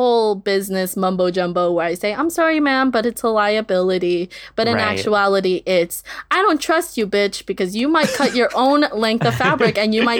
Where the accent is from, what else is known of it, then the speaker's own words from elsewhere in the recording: California, United States; And I'm like, nope, I've lived in the Valley since I was 3 years old.